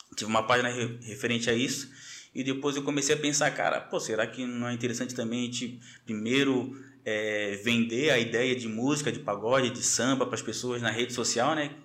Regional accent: Florianópolis, Santa Catarina, Brazil; manezinho da ilha, é, nascido e criado ali no Caíra de Saco de Mães que é passando ali o centro

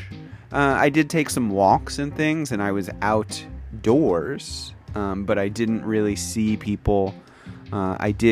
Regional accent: United States; moved away as an adult; now in Kyoto, Japan; I am an English teacher from the United States of America, living and working in Kyoto, Japan

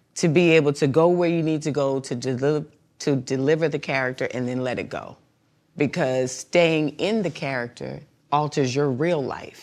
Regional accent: Mount Vernon, New York, United States; also born or lived in Bronx, New York; I'm from mon-, money earning Mount Vernon

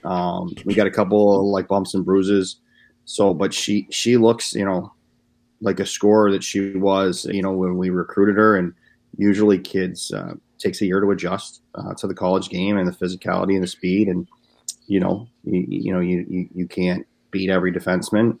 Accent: Philadelphia, Pennsylvania, United States; moved away; I'm from Philly originally

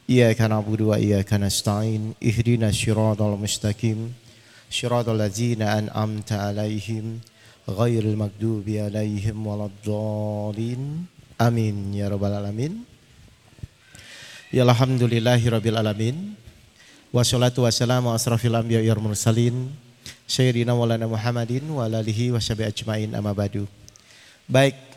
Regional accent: Jakarta, Indonesia; Kita dari Jakarta Bapak Ibu

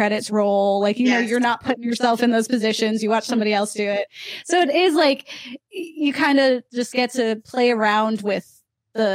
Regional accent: Ocala, Florida, United States; now in Philadelphia, United States; We're in Philly now, but I grew up in Florida, not in the fun parts. I'm from Ocala.

